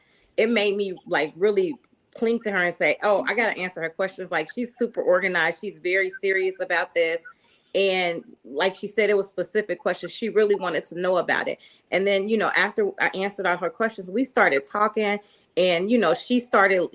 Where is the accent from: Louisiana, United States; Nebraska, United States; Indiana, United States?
Indiana, United States; I was from Indiana